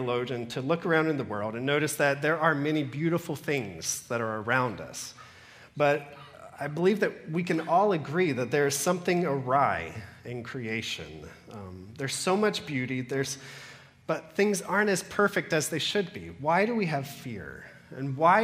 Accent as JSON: {"language": "English", "region": "Georgia", "country": "United States", "moved": "yes", "lives_now": "Cayman Islands", "said": "I come from Georgia"}